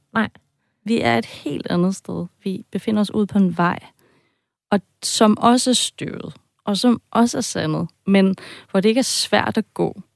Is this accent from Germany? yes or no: yes; Germany; also born or lived in Denmark; now in Copenhagen, Denmark; Jeg har en baggrund som tysker. Altså, jeg vil sige, jeg er halvt tysk, halvt dansk. Ja. Det kan man godt høre en gang med på min accent.